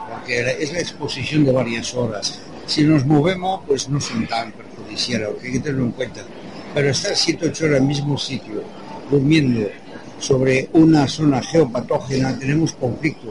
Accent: Toulouse, Occitania, France; now in Spain; Yo no soy de aquí, yo soy de Toulouse, de Francia.

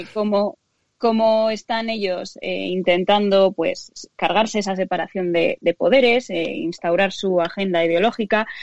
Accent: Spain; somos españoles

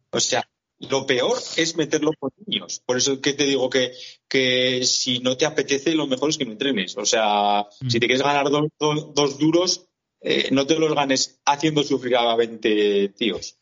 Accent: Buñuel, Navarre, Spain; en Buñuel, yo soy de Buñuel, de un pueblo de aquí a los de Cortes

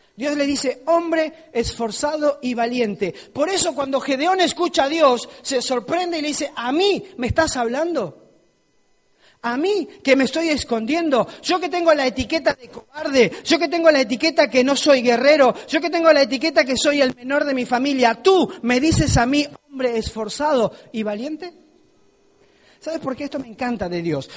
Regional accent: Argentina; moved away; yo soy de un pueblo muy pequeño en Argentina, súper bonito

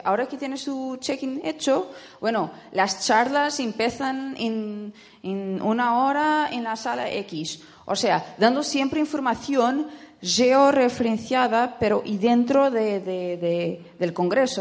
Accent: Portugal; soy portuguesa

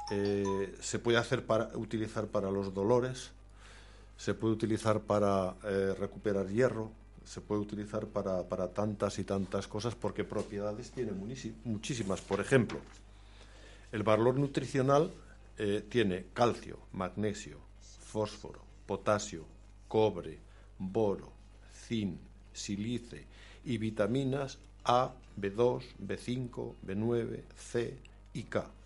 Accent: Aragon, Spain; born there; yo soy nacido en Zimbaya...

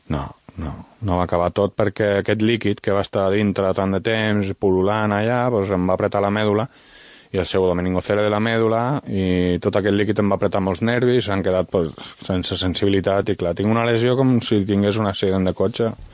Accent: Sant Sadurní d'Anoia, Catalonia, Spain; also born or lived in Vinaròs, Valencian Community; sóc de Sant Sadurní de Noia

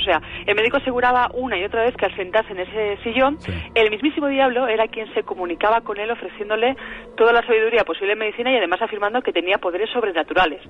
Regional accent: Valladolid, Castile and León, Spain; En Valladolid, en mi tierra

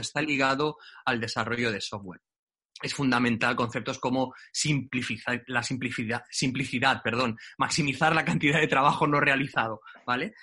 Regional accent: Barcelona, Catalonia, Spain; yo soy de Barcelona

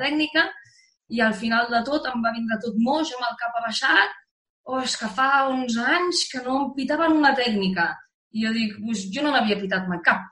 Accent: the Pyrenees, Spain; jo venim, venim del Pirineu

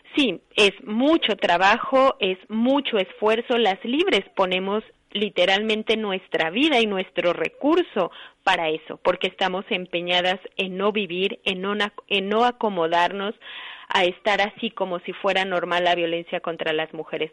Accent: Guanajuato, Mexico; yo vengo de México, de un estado que se llama Guanajuato

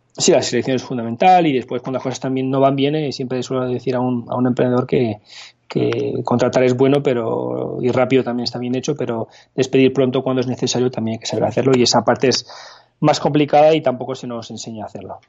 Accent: Paris, Île-de-France, France; moved away as an adult; also born or lived in Barcelona, Spain; now in Spain; me fui a vivir a París, donde me crié principalmente, viví allí 23 años

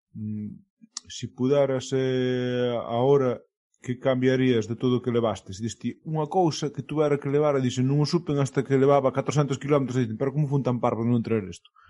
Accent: Ribeira, Galicia, Spain; eu son de Rivera, teño respeto de ali

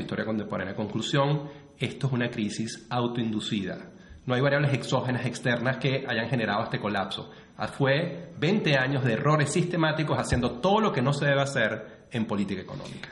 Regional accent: Venezuela; como venezolano

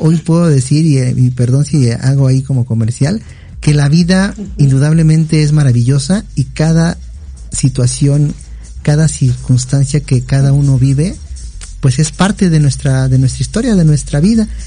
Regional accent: Mexico; nosotros también como mexicanos

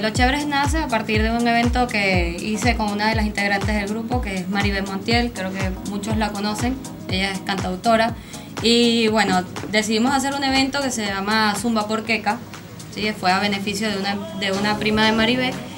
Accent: Venezuela; now in Argentina; todos son, somos venezolanos

